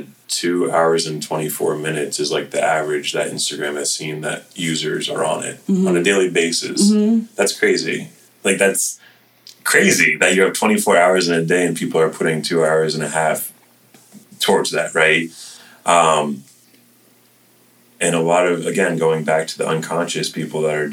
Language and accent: English; Florida, United States; Growing up in Florida